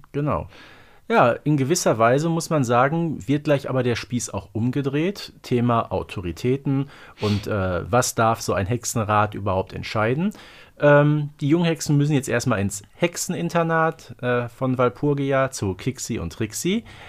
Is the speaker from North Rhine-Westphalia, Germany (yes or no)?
yes; Herten, North Rhine-Westphalia, Germany; bei uns in Herten